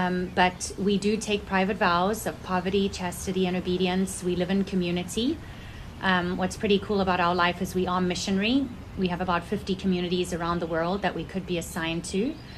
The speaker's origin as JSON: {"language": "English", "country": "South Africa", "tie": "born or raised there", "moved": "as an adult", "lives_now": "United States", "said": "I was born in South Africa, and I lived there till I was 19 years old. And then I came to the United States when I felt God's call to my heart to be completely His as a lay consecrated woman in Regnum Christi."}